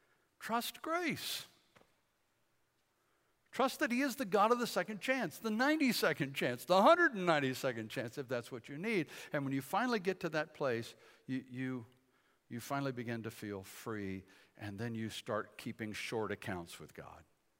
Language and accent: English; Bladenboro, North Carolina, United States; also born or lived in Fort Bragg / Detroit; I was born in Fort Bragg, grew up in Bladenboro, North Carolina, a little town, southeast part of the state.